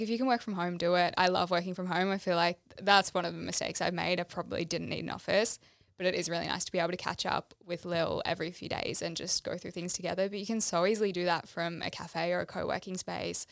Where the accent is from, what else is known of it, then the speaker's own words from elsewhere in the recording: Melbourne, Victoria, Australia; moved away as an adult; now in Gold Coast, Australia; I grew up in Melbourne, went to school here. Two years ago, decided to move to the Gold Coast with my partner